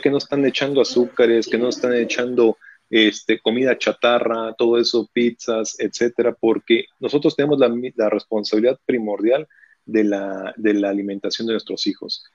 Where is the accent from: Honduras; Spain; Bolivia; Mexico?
Mexico; en este país como mexicanos